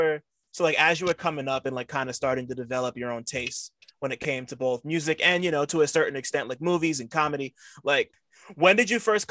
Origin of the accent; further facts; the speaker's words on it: New Jersey, United States; I'm from Jersey